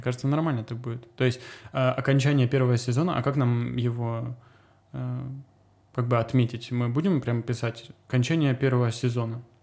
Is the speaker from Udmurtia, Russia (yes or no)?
no; Azov or Rostov, Rostov Oblast, Russia; moved away as an adult; also born or lived in Cyprus / Latvia; now in Serbia; в детстве в Азове, то ли в Ростове